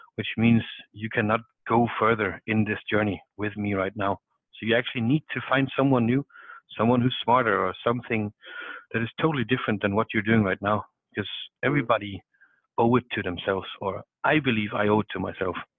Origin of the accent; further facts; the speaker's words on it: Southern Denmark, Denmark; moved away as an adult; also born or lived in Norway / Amsterdam; I come from uh, South Denmark. I uh, grew up on a farm